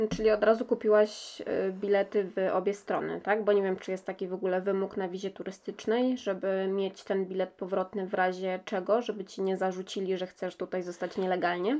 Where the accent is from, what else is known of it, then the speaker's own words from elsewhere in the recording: Poland; jesteśmy tutaj z Polski